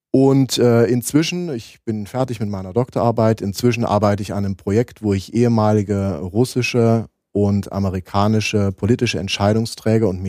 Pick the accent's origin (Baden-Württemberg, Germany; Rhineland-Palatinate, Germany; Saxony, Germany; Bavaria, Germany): Saxony, Germany; Leipzig; Äh, ich bin in Leipzig geboren, mhm. Äh, Jahrgang 1977. Die ersten Jahre habe ich noch in der DDR verbracht, ähm, bin da auch schön zu den äh, jungen Pionieren und den Thälmann-Pionieren gegangen.